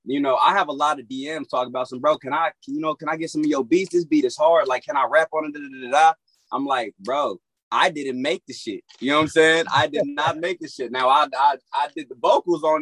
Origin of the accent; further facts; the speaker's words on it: Florida, United States; now in Los Angeles, United States; I was born out here in Los Angeles, and then I was raised in Florida, and then came back out here to Los Angeles